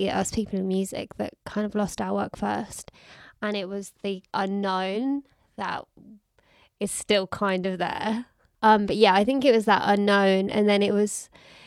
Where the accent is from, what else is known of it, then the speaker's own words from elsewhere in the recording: Birmingham, West Midlands, United Kingdom; now in London, United Kingdom; I'm from Birmingham